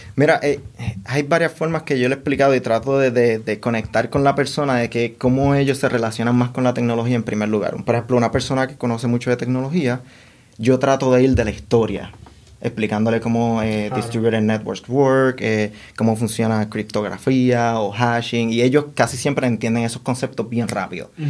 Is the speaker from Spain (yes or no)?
no; Puerto Rico; moved away as an adult; also born or lived in Dominican Republic / Washington, District of Columbia, United States; now in New York, United States; Nos movimos a Puerto Rico cuando yo tenía cinco años